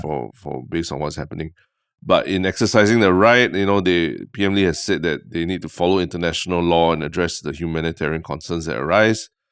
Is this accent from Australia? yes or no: no; Singapore